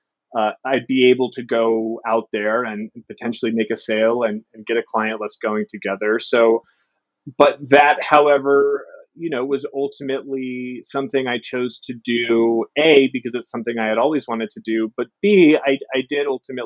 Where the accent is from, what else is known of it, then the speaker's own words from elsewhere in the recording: Seattle, Washington, United States; I'm born and raised in Seattle.